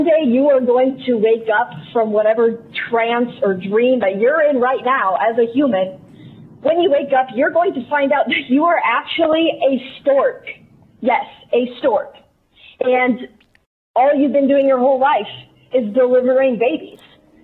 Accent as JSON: {"language": "English", "region": "Southern Missouri", "country": "United States", "said": "I'm from Southern Missouri."}